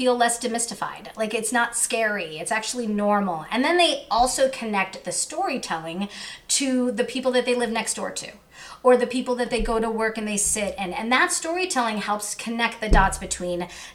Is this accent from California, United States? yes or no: yes; Southern California, United States; also born or lived in Queens, New York; I ended up living in Southern California for most of my life. So I am a SoCal kid, even though I'm from Queens